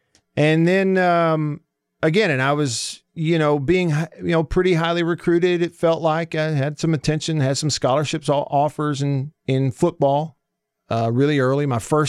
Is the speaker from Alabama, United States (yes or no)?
yes; Russellville, Alabama, United States; also born or lived in Prattville; And we did move in the middle of my eighth grade year from the town I grew up in Russellville. We moved to Prattville. So I went to all 4 years of high school there.